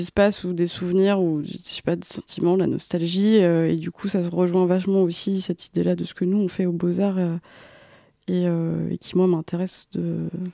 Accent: Creuse, Nouvelle-Aquitaine, France; moved away; also born or lived in Paris; j'ai grandi en Creuse

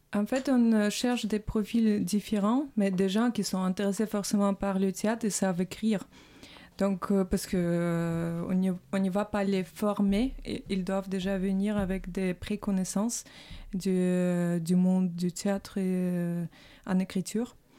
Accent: Saint Petersburg, Russia; now in France; je suis russe. voilà. Donc, bon, je viens de Saint-Pétersbourg

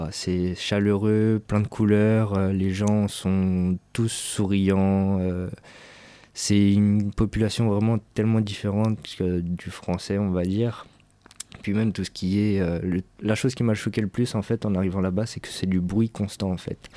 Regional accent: France; accent: French; nous, avec notre accent anglais qu'on a de français

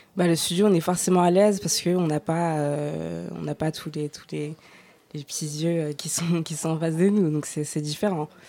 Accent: Noisy-le-Grand, Île-de-France, France; là où j'ai grandi, à Noisy-le-Grand

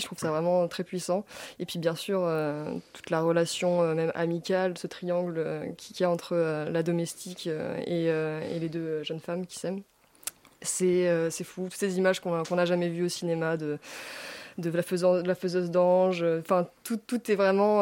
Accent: La Rochelle, Nouvelle-Aquitaine, France; ma ville, La Rochelle, je viens de La Rochelle

